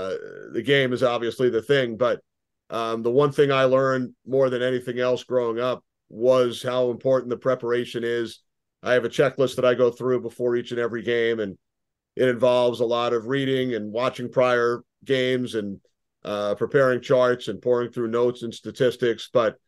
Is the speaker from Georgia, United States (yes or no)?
no; Long Island, New York, United States; Did a lot of sports writing in high school and college for both the school papers and the town paper where I grew up on Long Island.